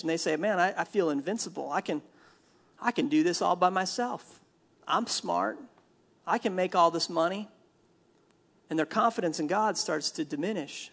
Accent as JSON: {"language": "English", "region": "Minnesota", "country": "United States", "said": "I'm from Minnesota"}